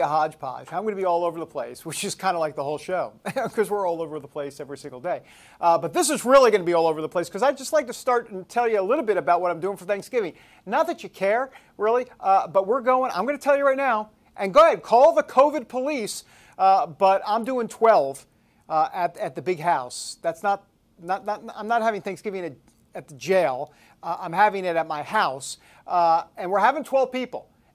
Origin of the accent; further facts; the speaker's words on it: New York, United States; I'm from New York